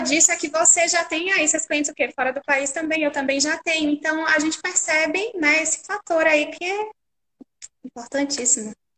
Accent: Pernambuco, Brazil; sou pernambucana

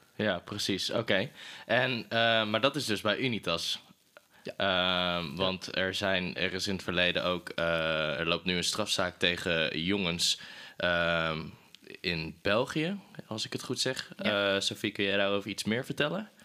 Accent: Breda, North Brabant, Netherlands; moved away; ik kom oorspronkelijk uit Breda

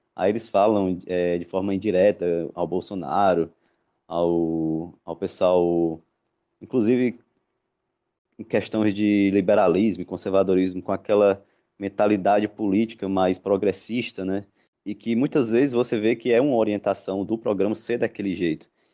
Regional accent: Ceará, Brazil; Aqui no, no Ceará, de onde, de onde eu sou

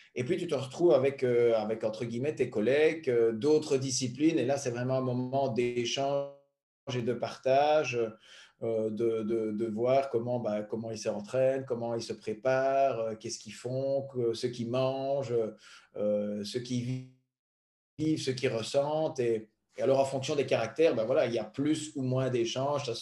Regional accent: Belgium; venant d'un petit pays

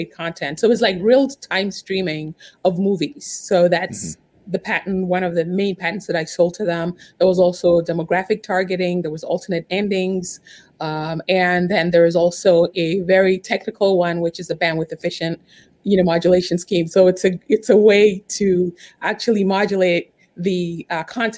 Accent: New York, United States; I'm actually from New York, but right now as we speak, I'm in Chicago

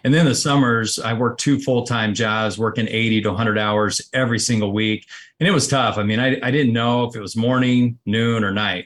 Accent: Connersville, Indiana, United States; I grew up, uh, about sixty-five miles, uh, southeast of, uh, Indianapolis, uh, a small community called Connorsville, Indiana

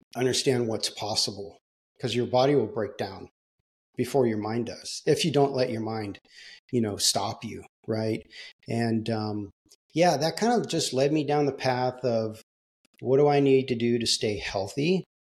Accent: Southern California, United States; I grew up in Southern California.

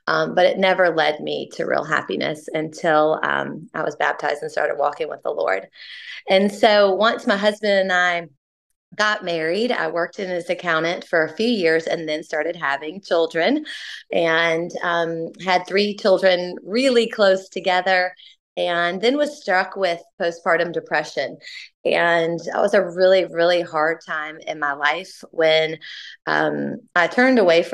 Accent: New Orleans, Louisiana, United States; moved away as an adult; now in Athens, United States; I'm originally from New Orleans, but I came to Athens in 1996 as a part of the University of Georgia gymnastics team

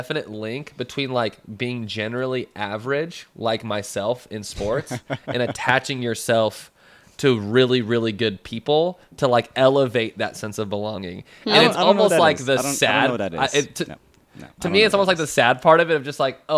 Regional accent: Kansas City, United States; I'm from Kansas City

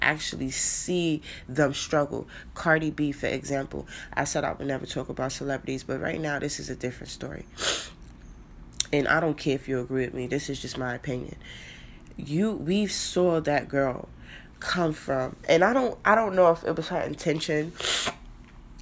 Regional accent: New York City, New York, United States; I grew up in the Bronx

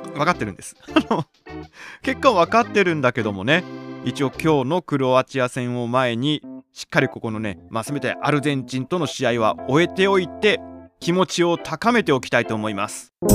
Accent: Chofu, Tokyo, Japan; 私の故郷東京調布市

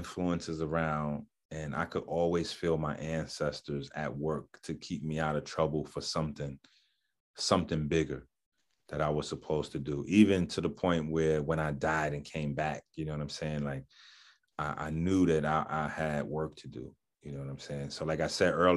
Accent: New York City, New York, United States; I'm from the Bronx

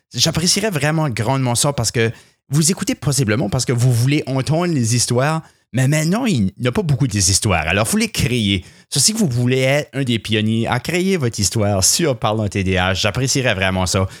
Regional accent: southeast New Brunswick, Canada; accent: influenced by English; Je, suis originaire du sud-est du Nouveau-Brunswick, alors j'ai un accent qui est assez influencé par l'anglais

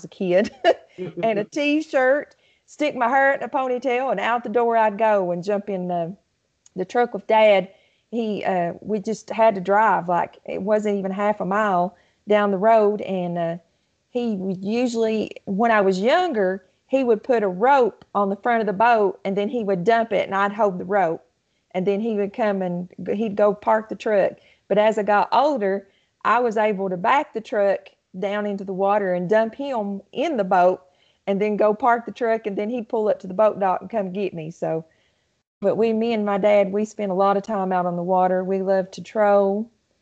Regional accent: Southeast Kentucky, United States; also born or lived in Lake Cumberland, South Central Kentucky; My family, even though we was in Southeast Kentucky, we always had a place down in South Central Kentucky on Lake Cumberland

